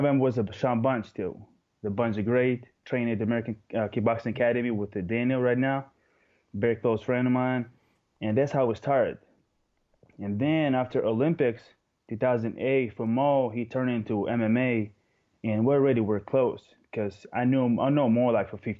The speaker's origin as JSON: {"language": "English", "region": "Moscow", "country": "Russia", "tie": "born or raised there", "second_language": "English", "said": "I live in Moscow my whole life. I was born here and raised"}